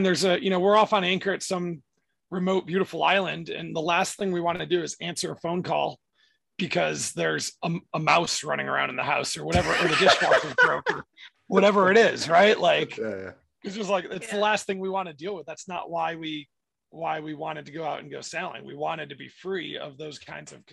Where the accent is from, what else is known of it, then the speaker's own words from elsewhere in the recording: upstate New York, United States; moved away as an adult; also born or lived in Florida; I grew up in upstate New York and then moved to Florida after college for a job